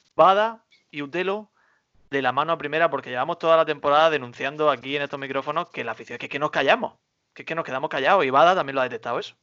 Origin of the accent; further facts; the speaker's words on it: Almería, Andalusia, Spain; yo por orgullo almeriense, orgullo patrio